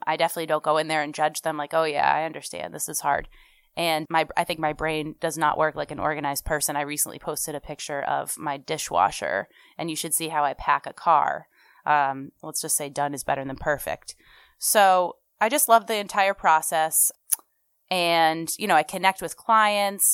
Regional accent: Sharon, Massachusetts, United States; also born or lived in Memphis, Tennessee / Oxford, Mississippi / Newton, Massachusetts / Franklin, Massachusetts; Then we moved to Sharon, Massachusetts. I am a townie. I finally moved back there

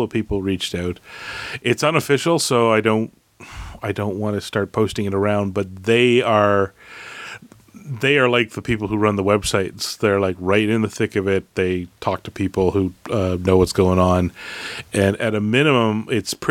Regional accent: Canada; I'm a Canadian

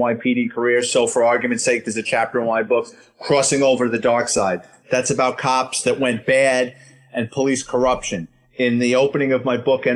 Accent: New York City, New York, United States; I'm a Bronx kid born and raised in New York City

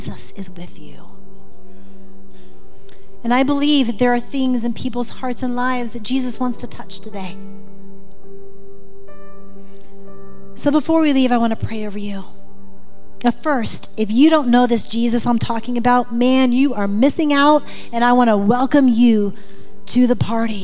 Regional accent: Florida, United States; moved away as an adult; now in Montana, United States; I'm from Florida, and being in Montana in the first years, it was hard

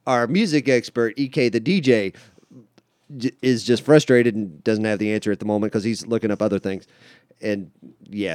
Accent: West Virginia, United States; I come from West Virginia, and it was very much a part of the Bible Belt

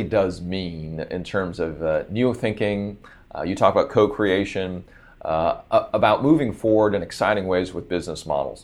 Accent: San Francisco, California, United States; born or raised there; also born or lived in Singapore

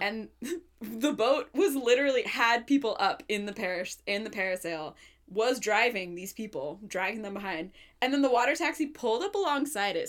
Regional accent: Portland, Oregon, United States; I grew up in Portland.

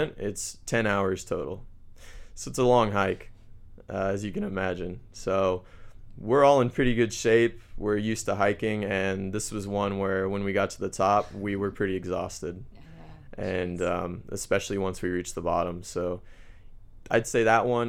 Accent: Missouri, United States; moved away as an adult; now in Santiago, Chile; I'm from the Midwest in the U.S. where it's pretty flat.

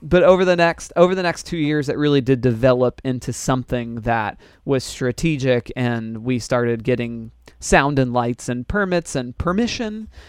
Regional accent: Orlando, Florida, United States; I was born in Orlando, Florida

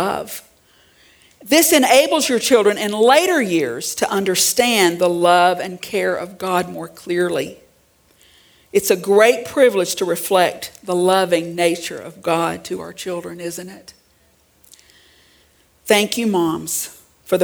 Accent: Central Arkansas, United States; I grew up in Central Arkansas

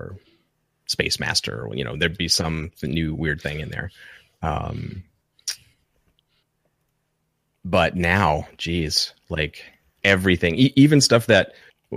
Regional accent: Lexington, Kentucky, United States; I grew up in Lexington, Kentucky, and it's a college town

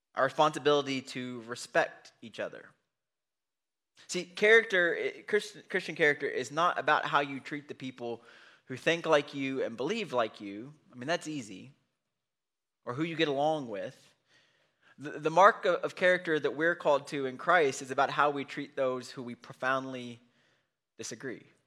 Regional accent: United States; we're from Bullock County

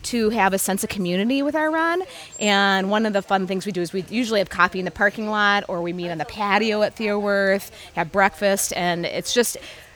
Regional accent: Minnesota, United States; I'm from Minnesota.

